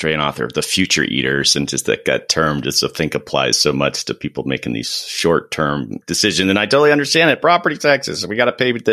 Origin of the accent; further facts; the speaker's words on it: Florida, United States; moved away; also born or lived in Washington, D.C.; I'm originally from Florida